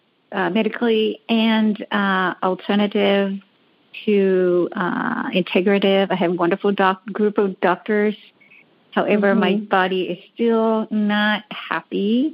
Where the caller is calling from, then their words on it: Los Angeles, California, United States; I'm calling from Los Angeles.